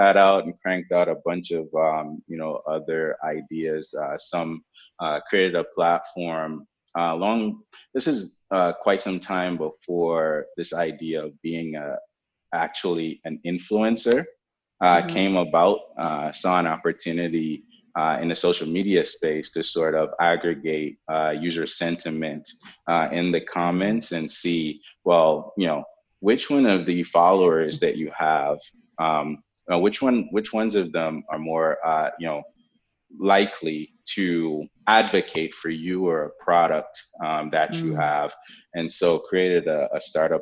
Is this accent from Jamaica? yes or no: yes; Jamaica; also born or lived in Norfolk, Virginia, United States; now in United States; I grew up in Jamaica without a computer